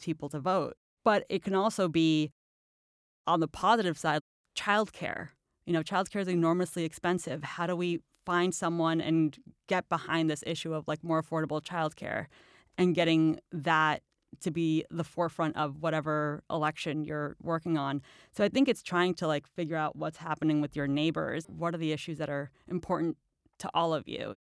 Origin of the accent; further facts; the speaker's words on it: Chile; also born or lived in Astoria, New York; now in Brooklyn, United States; I'm from Chile